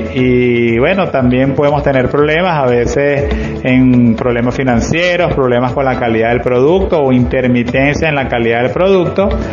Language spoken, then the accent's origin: Spanish; Maracay, Aragua, Venezuela; soy un empresario de Maracay con 30 años de experiencia manejando empresas